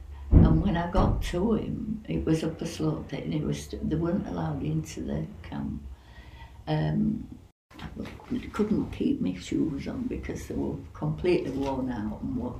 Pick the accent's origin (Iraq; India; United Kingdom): United Kingdom; Bradford, Yorkshire and the Humber; Yes, but not where we lived before, because it was a slum. And there was slum clearance. And they'd built a housing estate in Bradford, and we were the first tenants in the place, and it was called Canterbury.